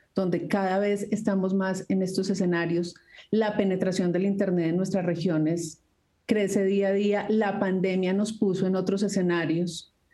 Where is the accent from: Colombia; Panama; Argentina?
Colombia